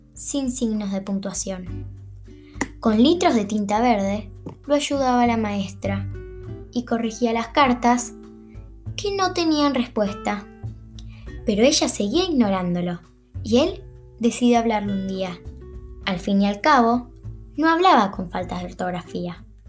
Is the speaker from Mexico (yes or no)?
no; Buenos Aires, Argentina; nací en Argentina y voy a sexto grado del Colegio San Martín de Tours en la Ciudad Autónoma de Buenos Aires